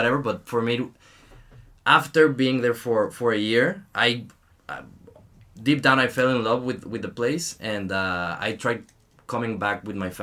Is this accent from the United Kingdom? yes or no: no; Mexico; English is a second language; moved away as an adult; also born or lived in Puebla, Mexico; now in Canada